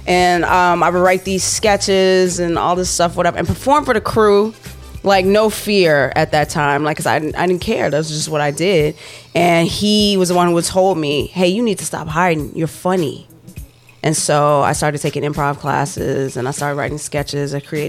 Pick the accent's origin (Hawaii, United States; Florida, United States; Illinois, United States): Illinois, United States; Chicago; I'm from Chicago.